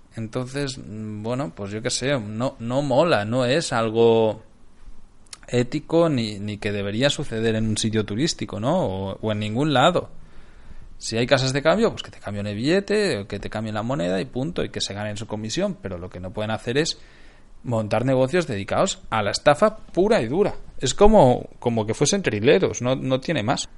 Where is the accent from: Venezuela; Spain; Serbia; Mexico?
Spain; Barcelona, Catalonia; moved away; De Barcelona